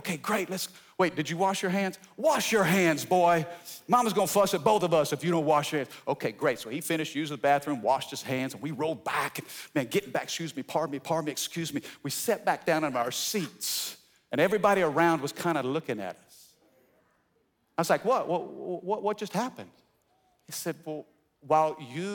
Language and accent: English; Fredericktown, Missouri, United States; also born or lived in Cape Girardeau, Missouri; now in Baton Rouge, United States; I was born in Cape Girardeau, Missouri, in the boot heel of southeast Missouri. I was raised in a small town called Fredericktown